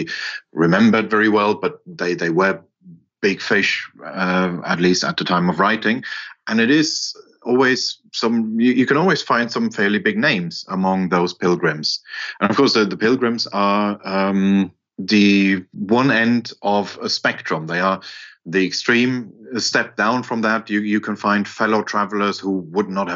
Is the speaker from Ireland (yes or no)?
no; Germany; I grew up in West Germany